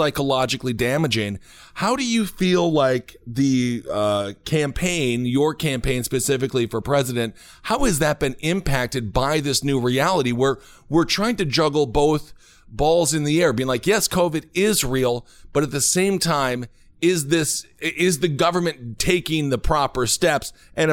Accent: Wisconsin, United States; moved away; I'm from Wisconsin originally

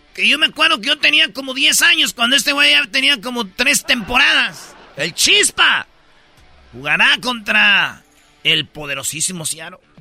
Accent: Mexico; yo soy mexicano

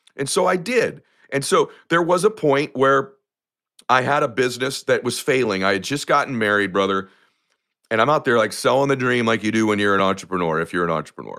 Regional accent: United States; I come from lower middle class America.

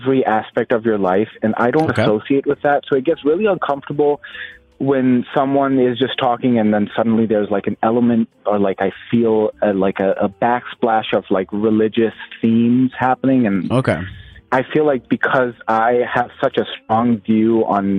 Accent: Pakistan; moved away as an adult; now in Massachusetts, United States; I grew up in Pakistan, and then I moved to Massachusetts about 7 years ago for school

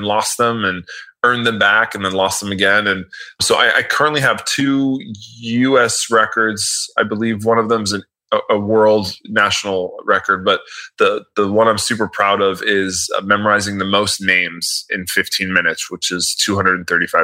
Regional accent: Miami, Florida, United States; I'm from Miami

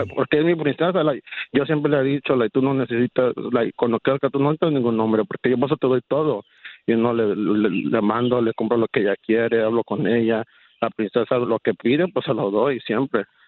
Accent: Mexico; soy mexicano

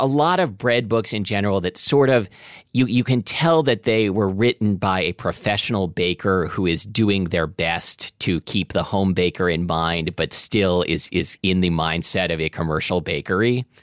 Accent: Portland, Oregon, United States; when I was a kid growing up in Portland, Oregon

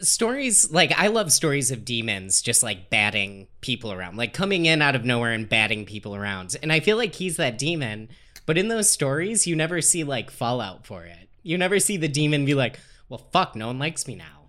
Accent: Dayton, Ohio, United States; moved away; I grew up in Dayton, Ohio.

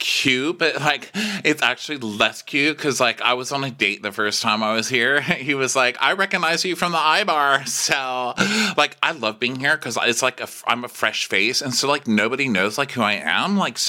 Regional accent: Texas, United States; I'm just from Texas. So like, I didn't even know it was a career.

